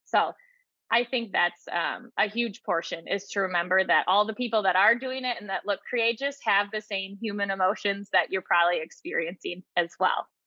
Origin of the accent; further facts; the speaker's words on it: United States; I was raised in the American culture with a fairy tale idealism